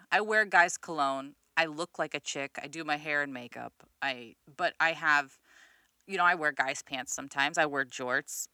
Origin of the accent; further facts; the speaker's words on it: Midwest, United States; I'm fucking from the Midwest